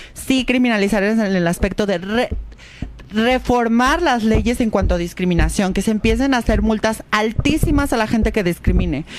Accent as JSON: {"language": "Spanish", "town": "Guadalajara", "region": "Jalisco", "country": "Mexico", "said": "yo soy de Guadalajara"}